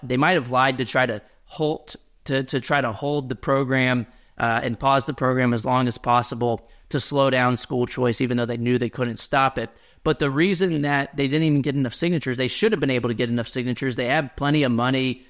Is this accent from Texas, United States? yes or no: yes; Texas, United States; my home state of Texas